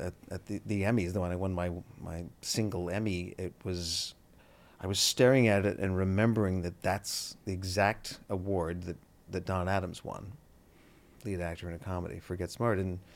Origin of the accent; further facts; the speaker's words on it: Canada; now in United States; We are nice. To your face.